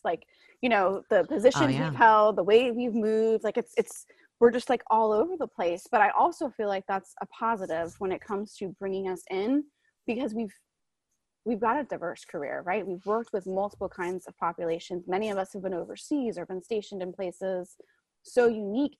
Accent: Florida, United States; moved away as an adult; also born or lived in Alaska; I grew up in Florida. He got stationed in my hometown

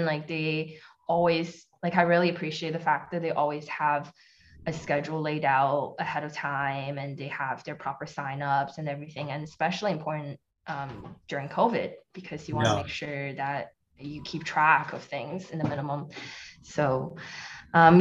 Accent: Toronto, Ontario, Canada; moved away as an adult; now in Ottawa, Canada; I'm in Ottawa now. I was from Toronto, but I moved here during the pandemic

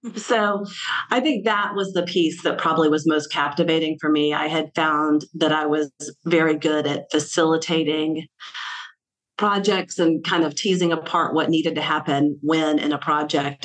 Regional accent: Selma, Alabama, United States; now in Baltimore, United States; So I am from Selma, Alabama, and uh, I grew up with my mom selling real estate, and I lived in old town Selma

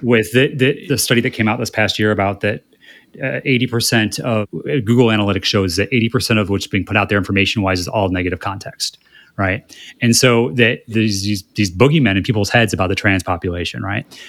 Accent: Midwest, United States; now in West Hollywood, United States; growing up in the Midwest

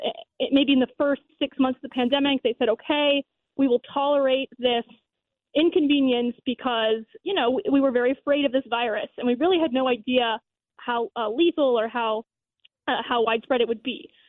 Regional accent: Florida, United States; I'm from Florida

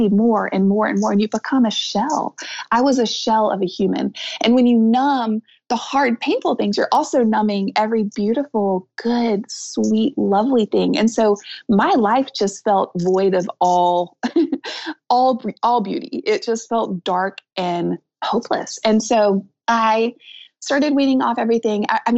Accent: the South, United States; I'm from the South

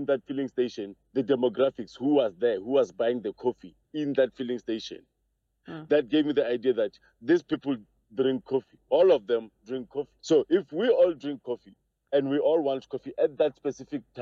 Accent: Johannesburg, Gauteng, South Africa; I'm from Joburg.

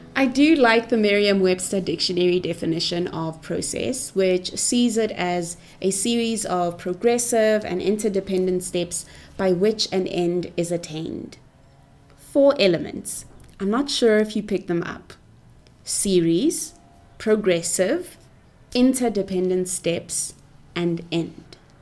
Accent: Pretoria, Gauteng, South Africa; I was born and bred in Pretoria, Cap City of South Africa

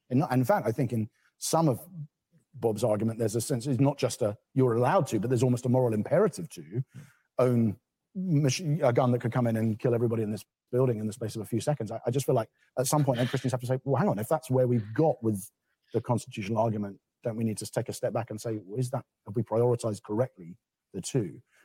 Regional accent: England, United Kingdom; as an English person

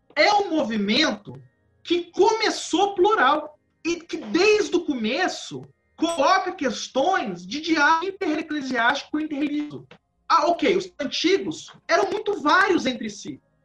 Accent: Valença, Rio de Janeiro, Brazil; Eu sou do interior do estado do Rio de Janeiro. Eu sou de uma cidade que é a última cidade, uma cidade católica do estado do Rio de Janeiro

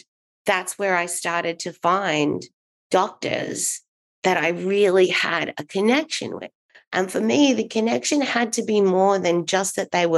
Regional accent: Australia; moved away as an adult; now in Los Angeles, United States; I am from Australia. And I moved over to the US when I was 22 in 2003.

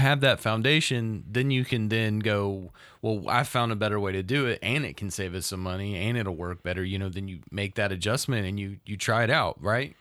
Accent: the South, United States; a person that's from here and from the South

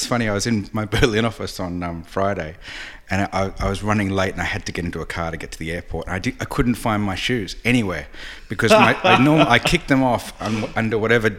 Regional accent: Australia; accent: Australian; moved away as an adult; I'm Australian, in case people can't tell with the accent. I left 20 years ago, so it's a bit dulled.

